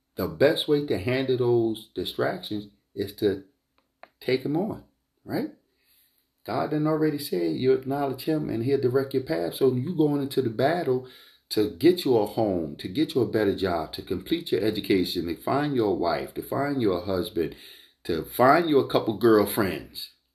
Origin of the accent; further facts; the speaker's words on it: Philadelphia, Pennsylvania, United States; this is from the United Evangelistic Church uh, of Philadelphia. All right, this is my hometown church